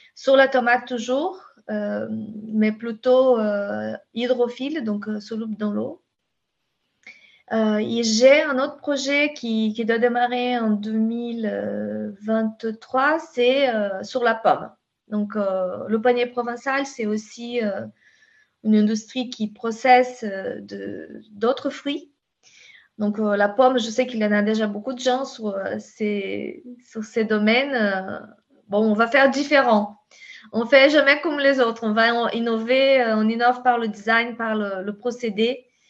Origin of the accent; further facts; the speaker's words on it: the Pampa, Rio Grande do Sul, Brazil; French is a second language; now in France; je suis brésilienne, tu sais, à la base